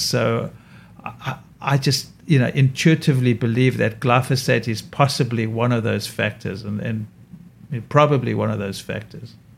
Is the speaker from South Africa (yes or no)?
yes; South Africa; now in New York, United States; my skin is damaged from growing up in South Africa and having too much sun.